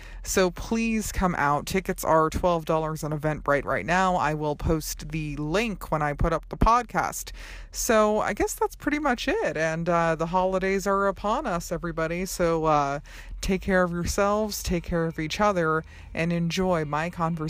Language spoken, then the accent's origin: English; Colorado Springs, Colorado, United States; now in Los Angeles, United States; Colorado Springs, Colorado, my hometown.